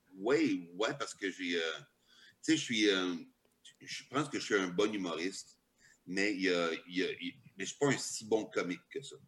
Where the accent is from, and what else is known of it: Quebec, Canada